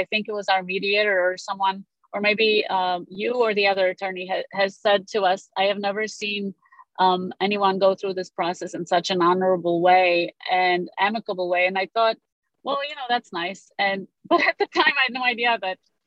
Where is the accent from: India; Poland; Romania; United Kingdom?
Romania; first language Romanian; English is a second language; also born or lived in Oak Park; now in United States; so I speak Romanian. That's my native language. I'm from Romania. I was born there, and I moved here in 1987 with my family.